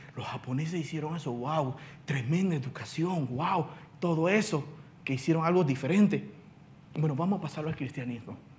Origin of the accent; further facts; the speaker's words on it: China; now in Panama; yo soy residente, no ciudadano panameño, porque yo nací en la China